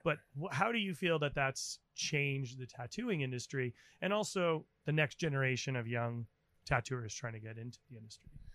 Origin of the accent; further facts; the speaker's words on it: New England, United States; as a kid growing up in New England